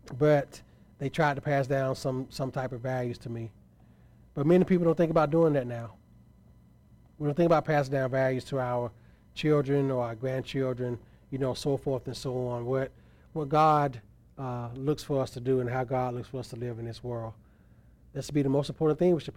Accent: Tuskegee, Alabama, United States; moved away as an adult; also born or lived in Montgomery, Alabama / Gadsden, Alabama; now in Anderson, United States; I grew up in Tuskegee, Alabama

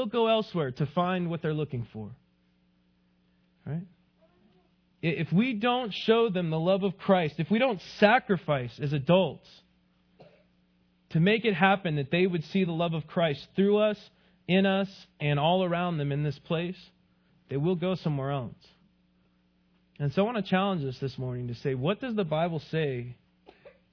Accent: El Paso, Texas, United States; I grew up in El Paso, Texas

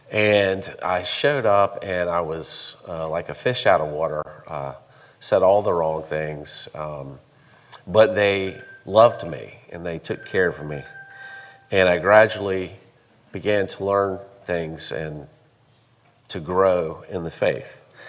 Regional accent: Charlotte, North Carolina, United States; born there; also born or lived in Columbia; I was born in Charlotte, and my grandfather, Joseph Sherwood Harvard, baptized me at a Presbyterian church in Charlotte, and my mother would tell me all of this.

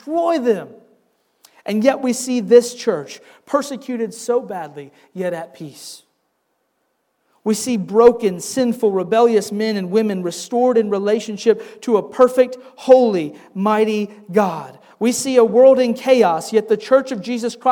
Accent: Wisconsin, United States; now in Southern United States; Growing up in Wisconsin

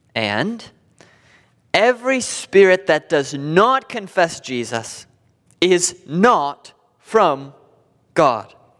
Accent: United States; Being an American

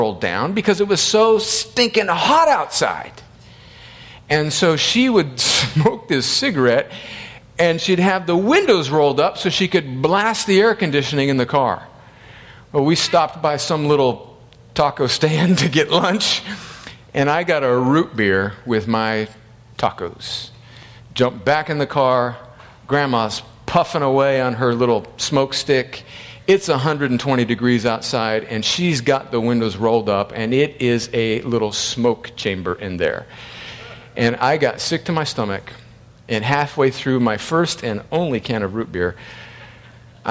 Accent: El Centro, California, United States; I grew up on the Mexican border in one of the hottest places in the United States, inland of San Diego, in a little city called El Centro, California

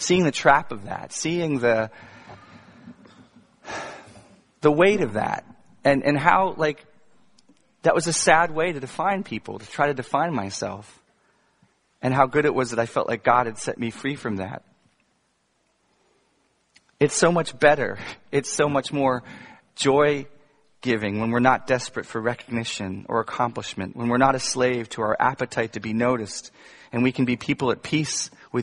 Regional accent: Virginia, United States; I grew up in Virginia

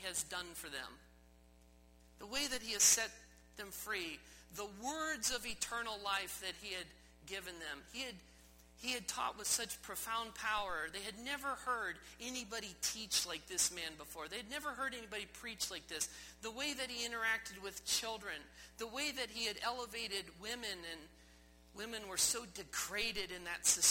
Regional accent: Midwest, United States; moved away; as a boy growing up in the Midwest, it was flat where I grew up

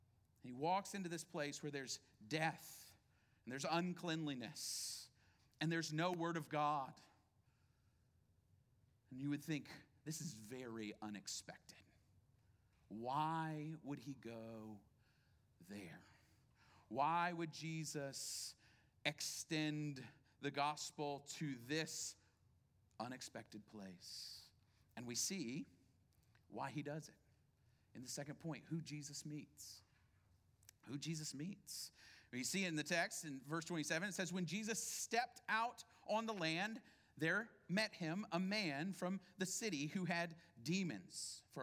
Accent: Houston, Texas, United States; But to tell people who aren't from here, we're from Houston, right?

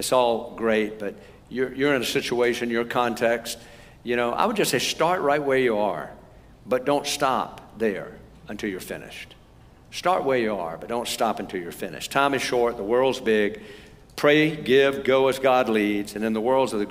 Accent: United States; I'm from America.

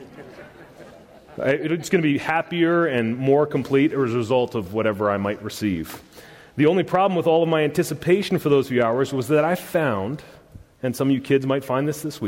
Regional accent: the South, United States; I'm from the South and I'm a redneck

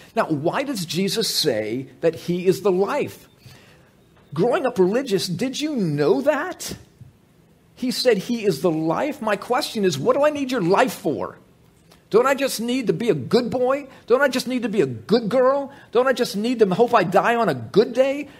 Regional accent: United States; I grew up in America too

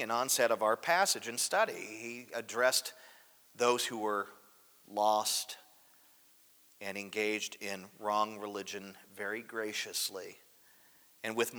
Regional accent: United States; I'm really disenfranchised about living here

